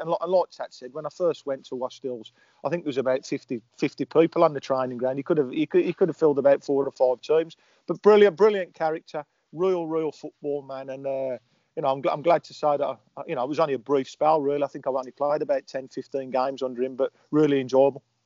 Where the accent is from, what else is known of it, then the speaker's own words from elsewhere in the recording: Birmingham, West Midlands, United Kingdom; I'm from Erdington